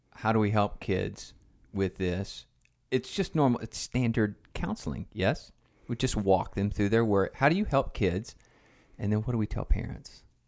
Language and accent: English; Tennessee, United States; Growing up in Tennessee